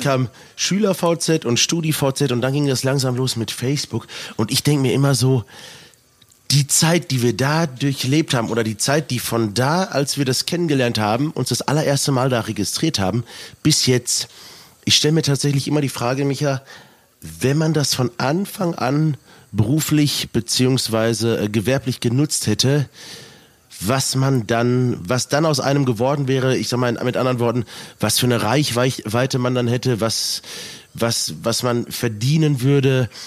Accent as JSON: {"language": "German", "town": "Selm", "region": "North Rhine-Westphalia", "country": "Germany", "tie": "born or raised there"}